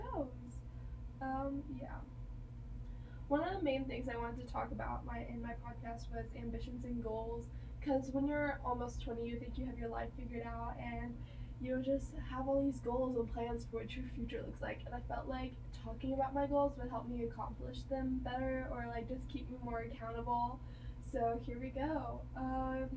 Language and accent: English; near Texas Tech, United States; also born or lived in Kansas; I am transferring back to a college closer to my hometown. I'm going to Texas Tech in the fall